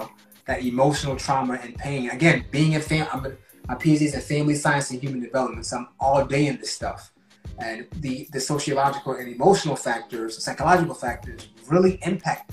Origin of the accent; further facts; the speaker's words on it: Newark, New Jersey, United States; an African-American individual from born and raised in Newark, New Jersey, but also West African